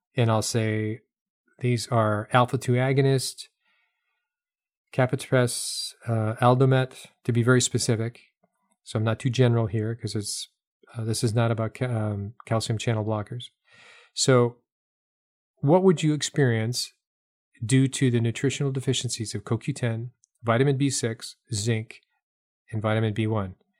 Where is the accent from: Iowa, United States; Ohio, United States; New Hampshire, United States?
New Hampshire, United States; now in the South, United States; I grew up in New Hampshire